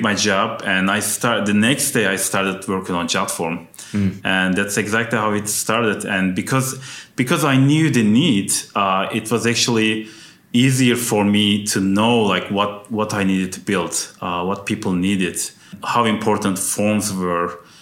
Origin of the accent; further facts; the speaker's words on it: Turkey; also born or lived in Ankara, Turkey; now in United States; my home country, which is Turkey. So I went back to Ankara